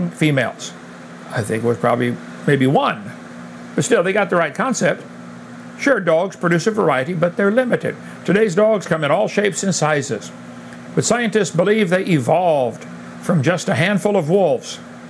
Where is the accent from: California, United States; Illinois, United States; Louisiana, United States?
Illinois, United States; I come from Illinois, corn country.